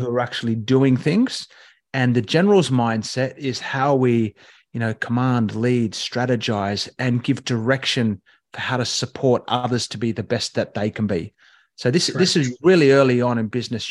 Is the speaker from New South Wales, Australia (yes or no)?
yes; Katoomba, New South Wales, Australia; growing up in Katoomba